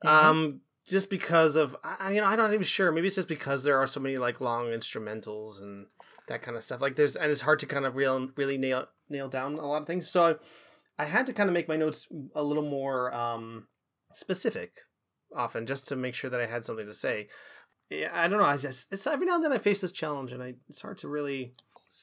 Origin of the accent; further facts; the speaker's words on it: Canada; now in Vancouver, Canada; we're Canadian